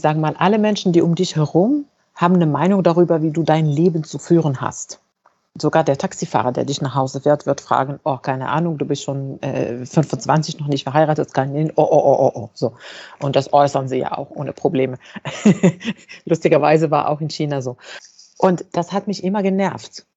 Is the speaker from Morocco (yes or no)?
yes; Fez, Fès-Meknès, Morocco; moved away as an adult; now in Germany; also ich bin in Fes geboren und aufgewachsen. Das ist eine Stadt in Marokko